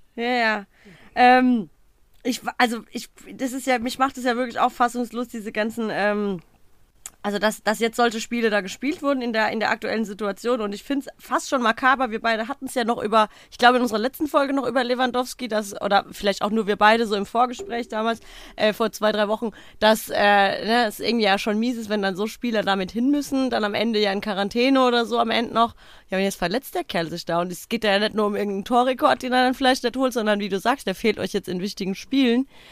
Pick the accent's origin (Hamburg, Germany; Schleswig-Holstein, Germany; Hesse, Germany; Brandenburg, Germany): Hesse, Germany; Odenwald; wie man bei uns im Odenwald sagt